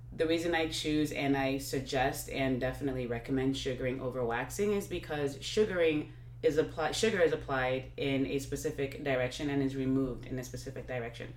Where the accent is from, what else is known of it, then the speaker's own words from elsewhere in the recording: Nigeria; now in Texas, United States; my background is Nigeria, uh, Nigerian, and I grew up in Nigeria